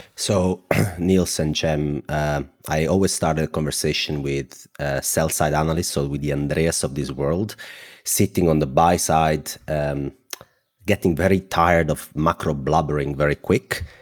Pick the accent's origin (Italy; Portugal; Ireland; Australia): Italy; Southern Italy; accent: thick; English is a second language; I am a 31 years old guy from the south of Italy. My accent is very thick